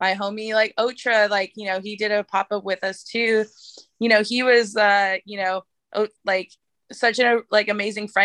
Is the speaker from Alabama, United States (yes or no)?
no; San Francisco, California, United States; I live right over the hill from Alamany Farm, and, you know, I'm like grew up in San Francisco